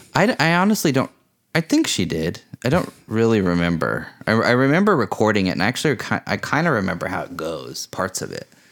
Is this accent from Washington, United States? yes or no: yes; Vashon, Washington, United States; also born or lived in California; I moved back to Vashon from California